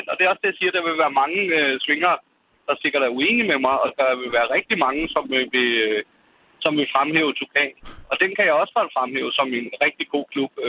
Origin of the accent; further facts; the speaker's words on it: Helsingør, Capital Region of Denmark, Denmark; born there; also born or lived in Esbjerg / Sweden / Copenhagen; now in Langeland, Denmark; Nej, jeg er født, øh, jeg er født i Helsingør.